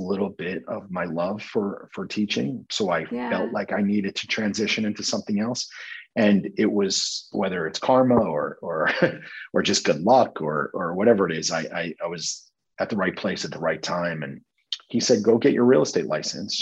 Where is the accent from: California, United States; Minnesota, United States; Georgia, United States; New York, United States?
New York, United States; Rockland County; moved away as an adult; also born or lived in Morgantown, West Virginia; So I grew up just outside of New York City in Rockland County, New York.